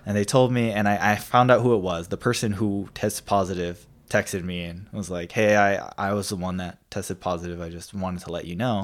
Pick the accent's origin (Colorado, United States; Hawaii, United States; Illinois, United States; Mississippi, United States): Hawaii, United States; now in Idaho, United States; growing up in Hawaii